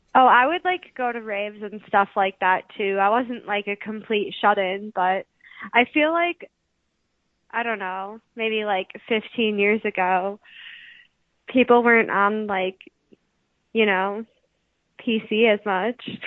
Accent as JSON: {"language": "English", "region": "Wisconsin", "country": "United States", "tie": "born or raised there", "said": "I'm from Wisconsin."}